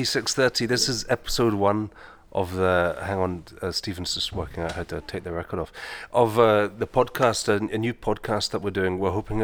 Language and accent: English; Kingsbarns, Scotland, United Kingdom; also born or lived in Cellardyke; I abide in Celadyke, which is in the East Nick of Fife, which is where I'm from, though I'm originally from King's Barnes